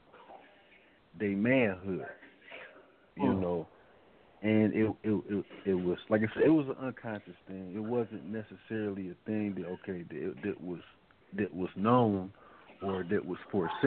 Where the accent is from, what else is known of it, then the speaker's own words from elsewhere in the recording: Detroit, Michigan, United States; growing up in Detroit